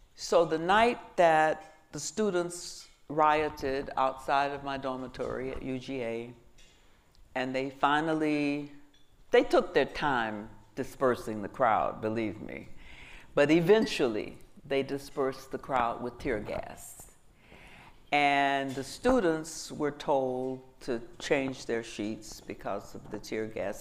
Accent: Georgia, United States; I grew up again in Georgia.

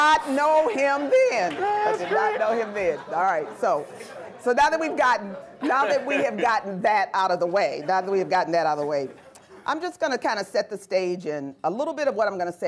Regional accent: Cleveland, Ohio, United States; I have very fond memories of growing up in Glenville.

